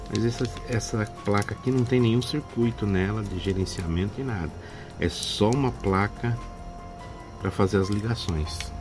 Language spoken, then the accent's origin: Portuguese; Salesópolis, São Paulo, Brazil; sou aqui de Salesópolis, São Paulo